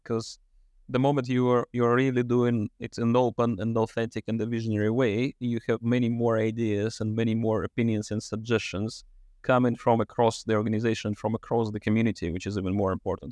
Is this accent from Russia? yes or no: yes; Russia; moved away as an adult; also born or lived in Switzerland; Russia, which is my home country originally